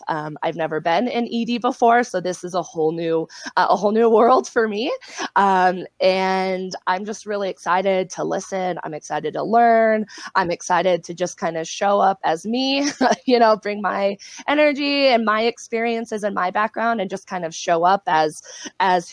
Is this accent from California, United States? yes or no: yes; South Lake Tahoe, California, United States; I'm from Lake Tahoe